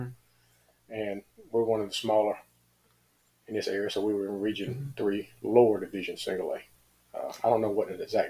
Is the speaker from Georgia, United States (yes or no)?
yes; Millen, Georgia, United States; also born or lived in Atlanta, Georgia; I was born in Atlanta, actually. And we moved back to Millen I was about 6 years old, and I've been there ever since.